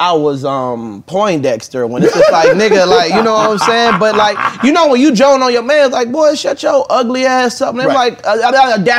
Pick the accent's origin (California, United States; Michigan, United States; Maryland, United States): Maryland, United States; Suitland; also born or lived in Waldorf, Maryland; when I moved from Suitland to like Waldorf, which is like a better area, we was like in the townhouse